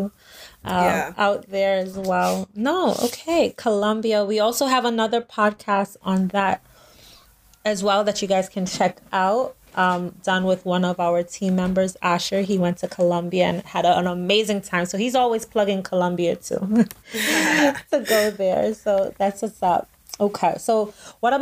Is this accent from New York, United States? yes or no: yes; New York, United States; I'm from New York